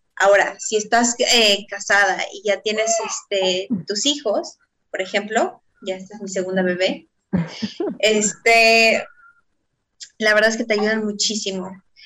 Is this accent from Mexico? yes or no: yes; Mexico; moved away as an adult; now in Israel; soy mexicana